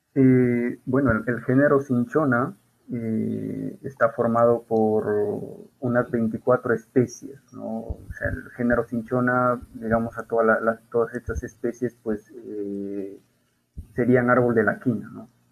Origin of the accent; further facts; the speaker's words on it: Peru; como peruanos